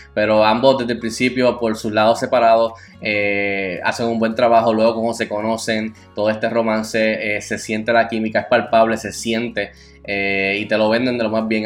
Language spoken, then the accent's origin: Spanish; Puerto Rico; siendo puertorriqueño